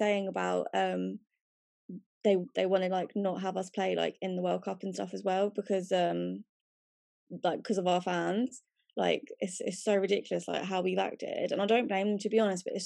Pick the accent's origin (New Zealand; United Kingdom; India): United Kingdom; we are all British now. Like, we are born here. Like, this is our home.